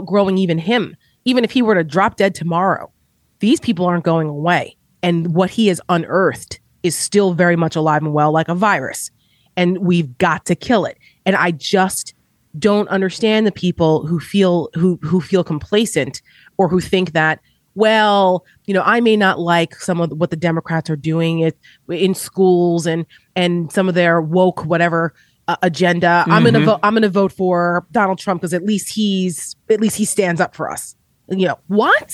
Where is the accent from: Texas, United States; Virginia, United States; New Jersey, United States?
New Jersey, United States; Paramus; I grew up in Paramus, New Jersey, in Bergen County, New Jersey, 15 minutes outside of New York City